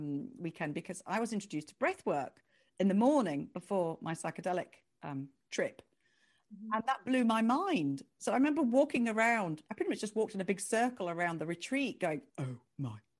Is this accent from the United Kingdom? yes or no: yes; United Kingdom; I was the only Brit